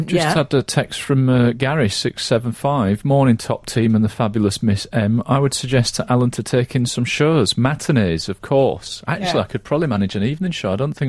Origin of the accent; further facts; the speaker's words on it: Yorkshire and the Humber, United Kingdom; accent: Yorkshire; I say that as a Scotsman, deep down under the Yorkshire accent.